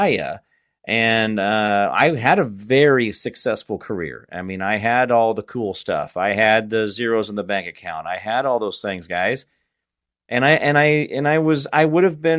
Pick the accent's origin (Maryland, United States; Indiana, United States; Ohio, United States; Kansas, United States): Kansas, United States; now in East Tennessee, United States; I'm a guy from Kansas and I'm living in East Tennessee right now